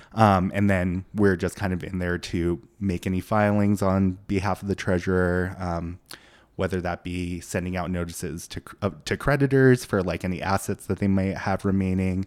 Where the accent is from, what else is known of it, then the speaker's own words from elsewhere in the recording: Boise, Idaho, United States; also born or lived in Seoul, South Korea; I grew up in Boise